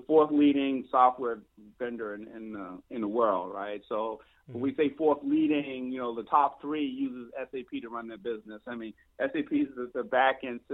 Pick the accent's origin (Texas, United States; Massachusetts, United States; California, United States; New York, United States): Massachusetts, United States; Boston; I'm from Boston, Mass., and I've been going to Martha's Vineyard since I was 6 years old